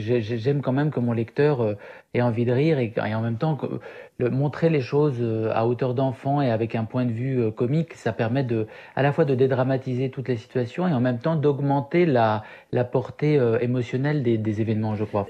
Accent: Syria; moved away; mon enfance en Syrie

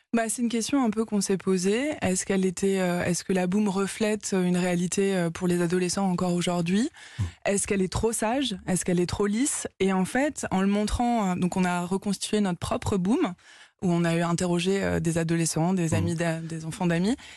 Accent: Paris, Île-de-France, France; Je suis parisienne. Euh, donc du coup, on voit Paris quand même, le Paris dans lequel je vivais

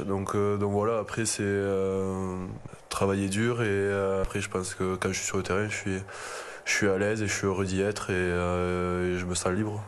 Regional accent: France; je suis né en France. J'ai toujours grandi en France

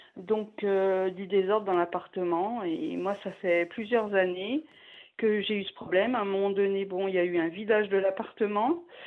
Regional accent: Paris, Île-de-France, France; now in Grenoble, France; je suis parisienne à l'origine

